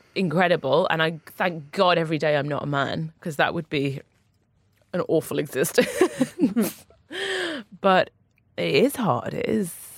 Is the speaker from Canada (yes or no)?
no; Newcastle upon Tyne, North East England, United Kingdom; moved away; also born or lived in London; I grew up in Newcastle. My family are still in Newcastle. I'm a northern lass.